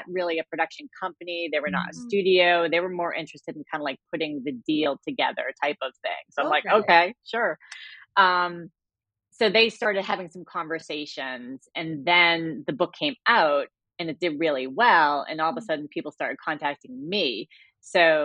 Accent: Cambridge, Massachusetts, United States; my hometown in Cambridge, Massachusetts

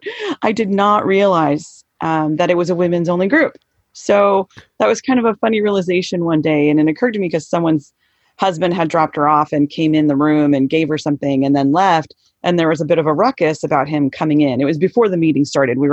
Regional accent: Southern California, United States; Okay, so I'm in San Diego now. I grew up in Southern California.

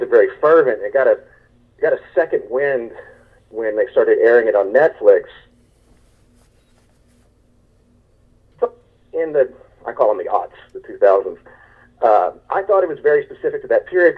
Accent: Texas, United States; I'm from Texas

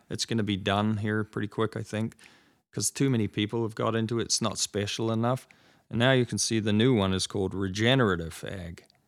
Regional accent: New Zealand; now in United States; I grew up in New Zealand

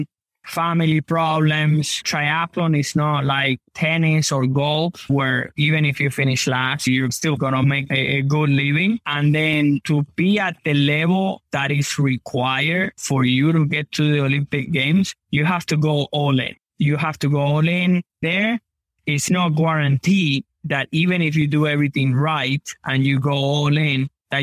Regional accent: Havana, Cuba; now in United States; I was born in Cuba.

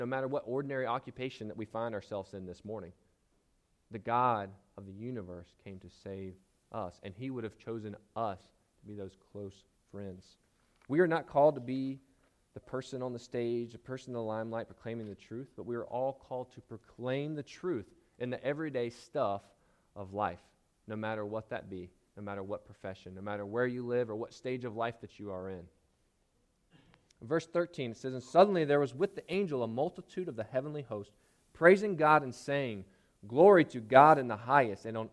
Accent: Charlotte, North Carolina, United States; I'm from North Carolina. I grew up in Charlotte

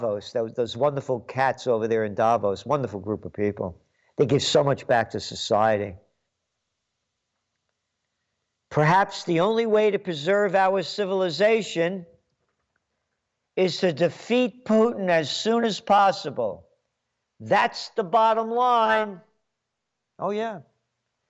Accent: United States; I'm an American

